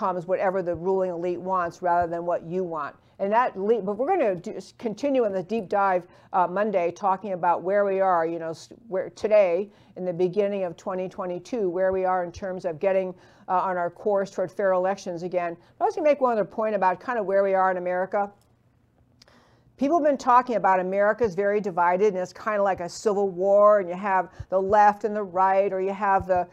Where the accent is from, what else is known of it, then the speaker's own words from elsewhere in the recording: New York, United States; I grew up in New York, I can talk pretty fast